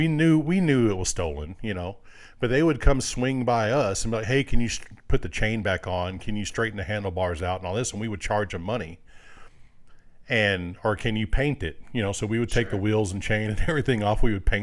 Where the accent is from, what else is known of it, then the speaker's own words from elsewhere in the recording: Greenville, Mississippi, United States; born there; I was born in Mississippi. In Greenville, Mississippi, and my dad's parents were there, so every summer we would go back there, and my uncle raced dirt track.